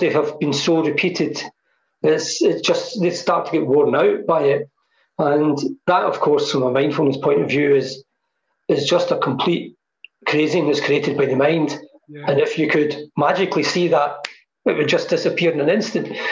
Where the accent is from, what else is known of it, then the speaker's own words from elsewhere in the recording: Hamilton, Scotland, United Kingdom; moved away; I came back to live in Hamilton because this is my roots and this is where I feel home is, you know. Um, I was raised here